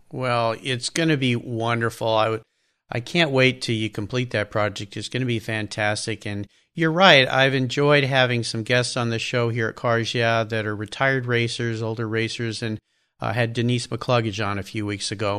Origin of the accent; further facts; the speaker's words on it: Southern California, United States; I grew up in Southern California like you did